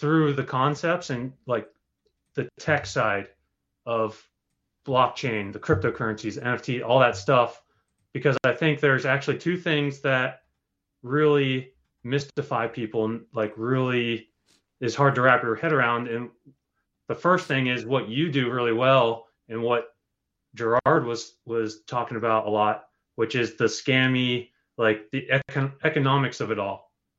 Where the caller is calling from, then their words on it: Rhode Island, United States; from Rhode Island.